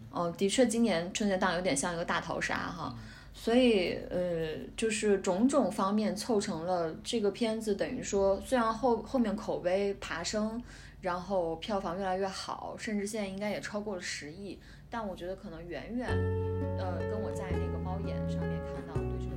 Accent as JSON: {"language": "Chinese", "region": "Guangdong", "country": "China", "tie": "born or raised there", "said": "因为我是在广东长大的，所以对深圳啊，就是珠三角这几个城市，经济特区的城市很熟悉"}